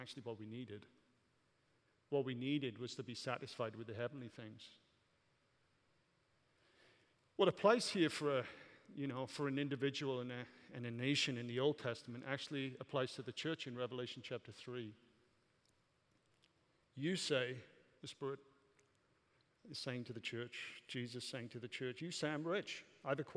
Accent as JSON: {"language": "English", "area": "Welsh", "region": "Wales", "country": "United Kingdom", "moved": "as an adult", "lives_now": "United States", "said": "I'm Welsh"}